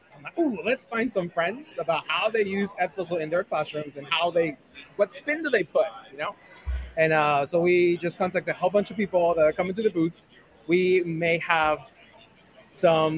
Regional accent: Guadalajara, Jalisco, Mexico; moved away; I'm originally from Guadalajara, Mexico.

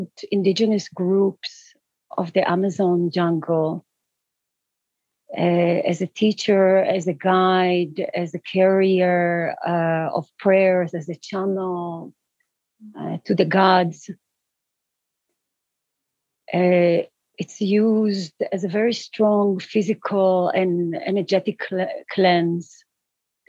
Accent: Israel; now in Peru; I'm based in Peru. I am born and raised in Israel

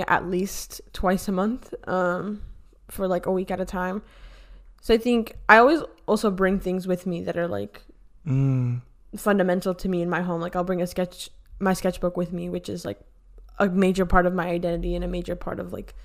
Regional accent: Miami, Florida, United States; moved away as an adult; now in New York, United States; I was born in Miami. So in all technicalities, like, Miami was where I was raised

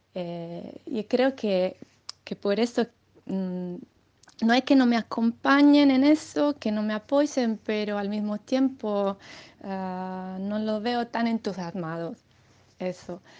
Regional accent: Sardinia, Italy; Spanish is a second language; aunque sea italiana, escribo poema en castellano

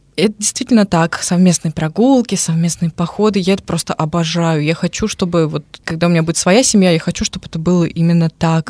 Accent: Moscow, Russia; moved away as an adult; now in Nyíregyháza, Hungary; я из Москвы

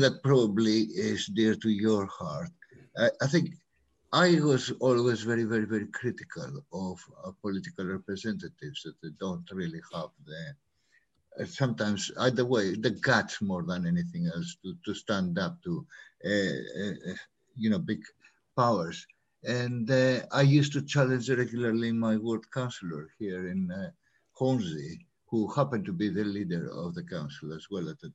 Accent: Greece; moved away as an adult; also born or lived in Africa; now in London, United Kingdom; I was born in Africa, of Greek origin, lived my early years in Greece. I studied there architecture and civil engineering before I came for postgraduate studies here

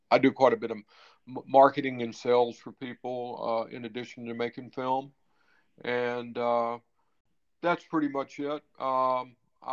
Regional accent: Mississippi, United States; also born or lived in Florida / New York / North Carolina / California; now in Nevada, United States; I grew up in Mississippi

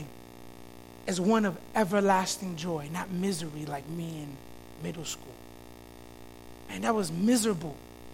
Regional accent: Florida, United States; now in Chicago, United States; Growing up in Florida, you go to elementary school until fifth grade

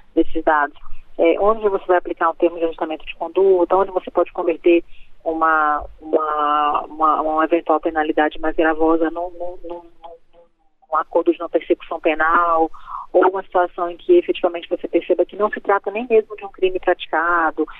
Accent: Rondônia, Brazil; moved away; Eu sou da Amazônia, sou do estado de Rondônia, lá cresci, vivi lá 30 anos

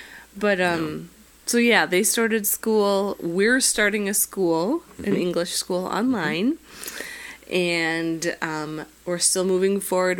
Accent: Minnesota, United States; I'm a Minnesotan.

